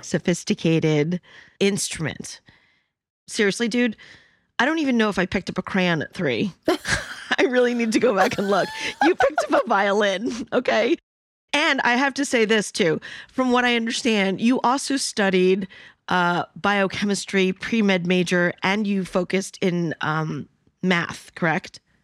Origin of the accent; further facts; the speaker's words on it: New York City, New York, United States; I'm Chinese and Cantonese, but I was born in New York City.